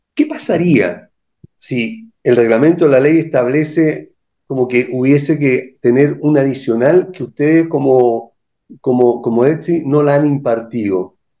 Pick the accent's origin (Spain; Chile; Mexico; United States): Chile; como buen o mal chileno